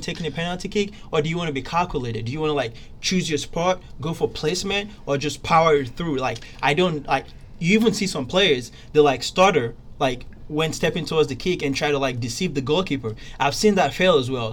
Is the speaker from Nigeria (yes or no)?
yes; Nigeria; Being Nigerian